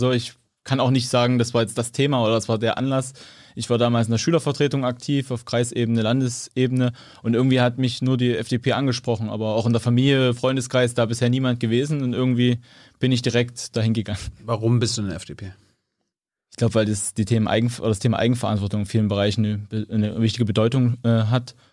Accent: Saxony, Germany; now in Dresden, Germany; Ich komme ursprünglich aus Mittelsachsen, bin dann zum Studium nach Leipzig.

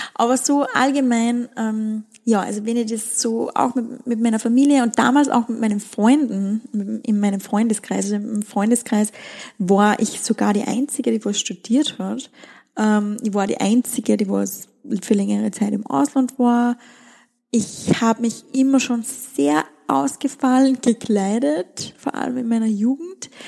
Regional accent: Styria, Austria; also born or lived in Wieselburg / Seoul; Wir sind in den Bergen aufgewachsen, in der Steiermark, in einem sehr, sehr, sehr, sehr, sehr kleinen Dorf

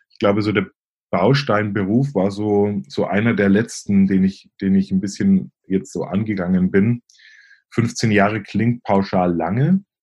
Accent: Bavaria, Germany; accent: Franconian; Ich komme ursprünglich aus Oberfranken, ähm, also dem einen oder anderen, der einen oder anderen wird sicherlich auffallen vielleicht ähm, an meinem Akzent. Äh, Fränkische legt man irgendwie nie ganz ab.

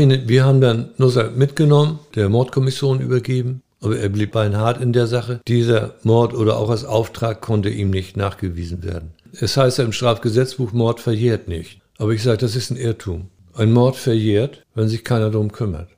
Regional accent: North Sea coast, Germany; moved away as an adult; also born or lived in Hamburg; now in Eckernförde, Germany; Ich bin an der Nordsee aufgewachsen

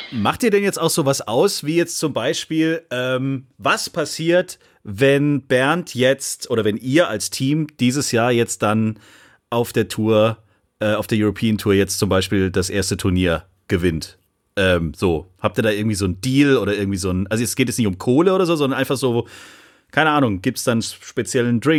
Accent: Netherlands; German is a second language; oh, als Holländer hat man es echt nicht leicht. Mann, Mann, Mann, ey.

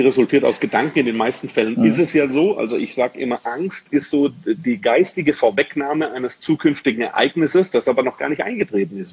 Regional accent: Swabia, Germany; now in Dortmund, Germany; ich bin gebürtiger Schwabe

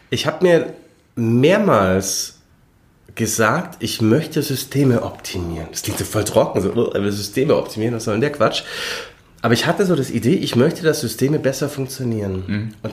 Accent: Lindau, Bavaria, Germany; also born or lived in Regensburg; now in Munich, Germany; Nein, ich wohne in München. Ich bin aus Lindau am Bodensee. Ähm, habe hier in München studiert, war dann drei Jahre in Regensburg für den Doktor

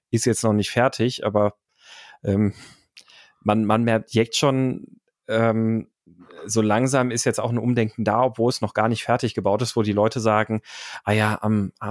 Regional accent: Karlsruhe, Baden-Württemberg, Germany; Also ich, ich komme ja aus Karlsruhe, beziehungsweise habe lange in Karlsruhe gewohnt

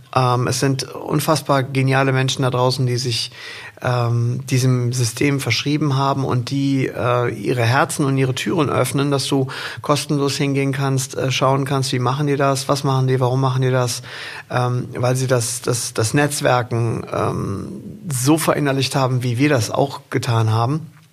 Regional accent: Rhineland, Germany; also born or lived in Windeck; wir im Rheinland

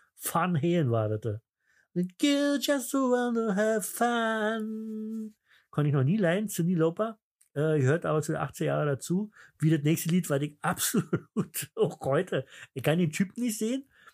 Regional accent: East Germany, Germany; bei uns im Osten

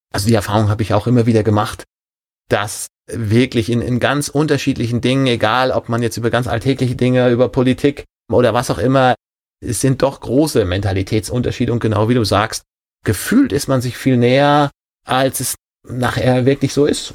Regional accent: Rhine-Main region, Hesse, Germany; also born or lived in Wesel; Dann hat er die Nähe von Frankfurt genommen

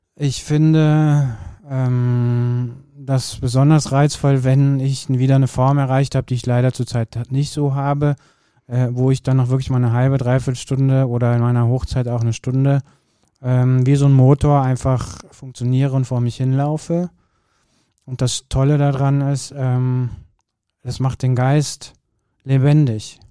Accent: Kürten, North Rhine-Westphalia, Germany; Grundschule war bei uns in Kürten

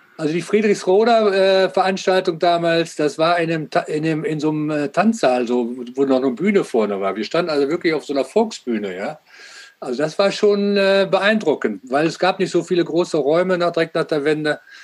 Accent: Germany; Wir als Deutsche

